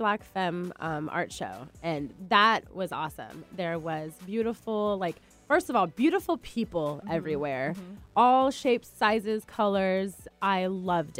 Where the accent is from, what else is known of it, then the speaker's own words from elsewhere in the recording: Seattle, Washington, United States; I'm born and raised here